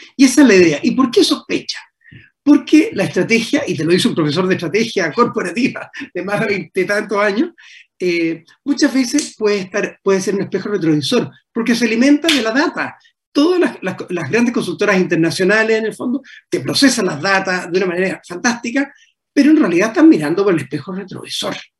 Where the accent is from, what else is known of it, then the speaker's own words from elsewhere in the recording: Chile; also born or lived in Paris, France; como chilenos